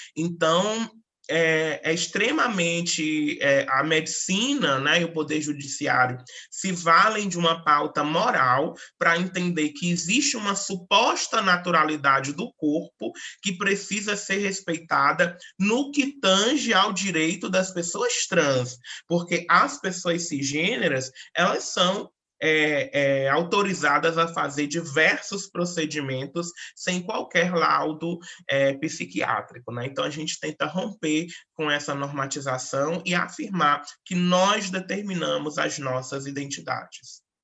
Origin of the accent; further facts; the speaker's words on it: Northeast Region, Brazil; sou nordestina